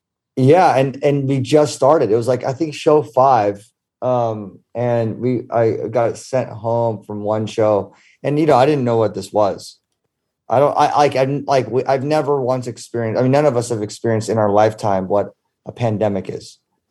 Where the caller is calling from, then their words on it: Ibiza, Balearic Islands, Spain; In sunny Ibiza.